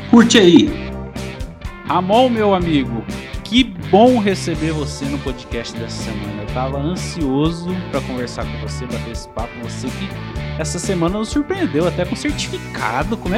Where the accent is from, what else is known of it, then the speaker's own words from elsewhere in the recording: Cuiabá, Mato Grosso, Brazil; born there; now in Marília, Brazil; Eu nasci em Cuiabá